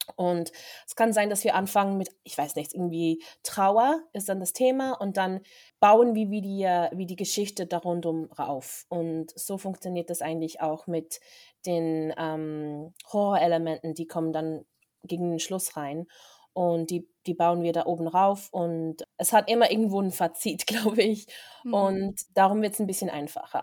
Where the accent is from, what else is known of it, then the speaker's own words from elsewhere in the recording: Interlaken, Bern, Switzerland; moved away as an adult; now in Los Angeles, United States; ich bin ursprünglich aus Interlaken, bin in Interlaken aufgewachsen und bin dann von vor sechs Jahren nach LA gezogen